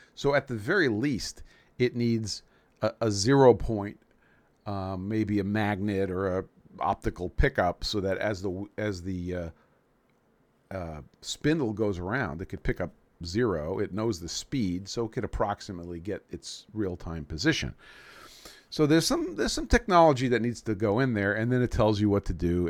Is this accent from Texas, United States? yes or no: no; New York City, New York, United States; I grew up in New York City.